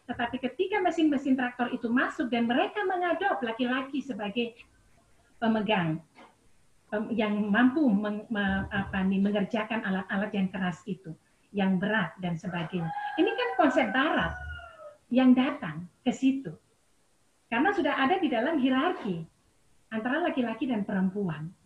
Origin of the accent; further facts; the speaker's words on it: Biak, Papua, Indonesia; Misalnya saya dari Biak, suara perempuan itu ada, ya.